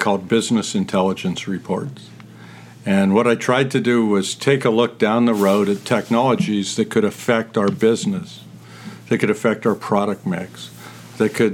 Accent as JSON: {"language": "English", "town": "Youngstown", "region": "Ohio", "country": "United States", "tie": "born or raised there", "also_born_or_lived": "Lorain, Ohio", "moved": "as an adult", "said": "the story of my hometown. Youngstown's a great place to be from."}